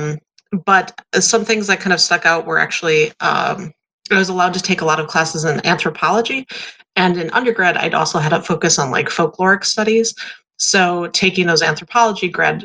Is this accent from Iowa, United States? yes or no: no; Wisconsin, United States; now in Texas, United States; I'm originally from Wisconsin, kind of mid to northern Wisconsin area, and currently live in Texas.